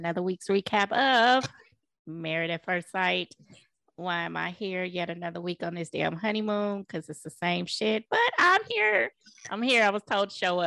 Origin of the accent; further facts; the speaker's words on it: Bay Area, California, United States; Am I the only Bay Area friend you have